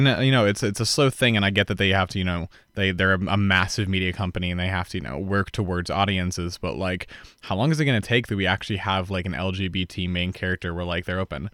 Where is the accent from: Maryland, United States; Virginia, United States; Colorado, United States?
Colorado, United States; Boulder; back in Boulder years ago